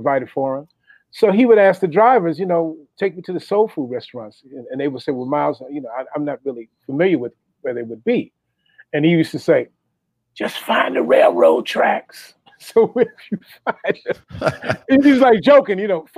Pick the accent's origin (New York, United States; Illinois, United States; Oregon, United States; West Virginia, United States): Illinois, United States; Chicago; I'm from Chicago